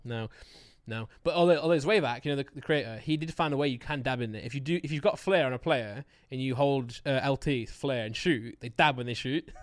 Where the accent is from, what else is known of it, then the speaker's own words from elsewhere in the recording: United Kingdom; I'm British